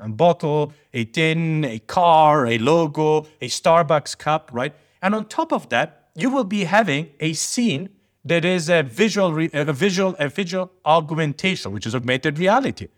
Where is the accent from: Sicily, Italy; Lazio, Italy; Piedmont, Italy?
Sicily, Italy; moved away; I'm from Sicily